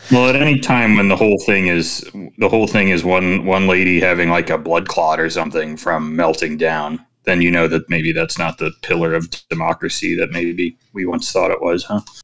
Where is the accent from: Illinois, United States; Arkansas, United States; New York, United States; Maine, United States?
Illinois, United States; Chicago; I am Chicagoan